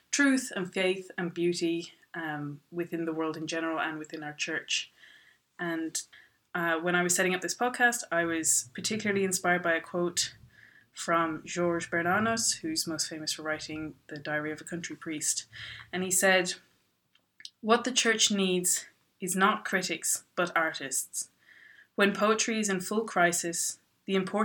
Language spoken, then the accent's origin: English; Ireland; also born or lived in Dublin; I am from Ireland. I'm living in Dublin.